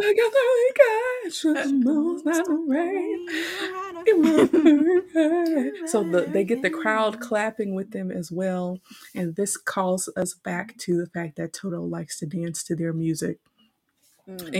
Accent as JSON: {"language": "English", "town": "Houston", "region": "Texas", "country": "United States", "tie": "born or raised there", "said": "we grew up in Houston"}